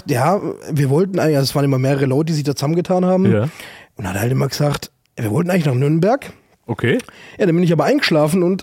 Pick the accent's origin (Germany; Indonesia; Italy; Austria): Italy; Southern Italy; Bei uns im Süden, also da wo wir herkommen, sagst du La Forcina.